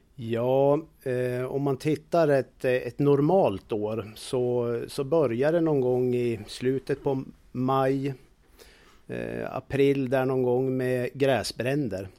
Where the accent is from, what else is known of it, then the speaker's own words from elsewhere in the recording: Jämtland, Sweden; moved away; där jag kommer ifrån Jämtland